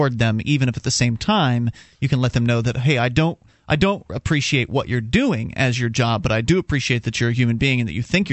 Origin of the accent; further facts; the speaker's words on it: Sarasota, Florida, United States; now in Keene, United States; down in Sarasota, our hometown